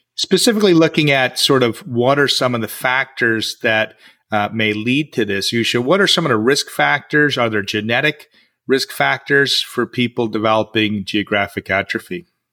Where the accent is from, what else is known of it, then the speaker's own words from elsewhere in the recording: United States; in the US, my hometown